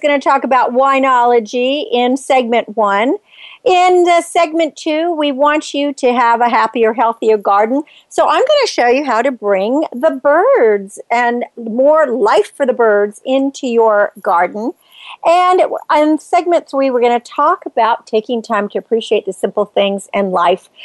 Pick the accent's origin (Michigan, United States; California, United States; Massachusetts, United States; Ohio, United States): California, United States; Napa Valley; I grew up in Napa Valley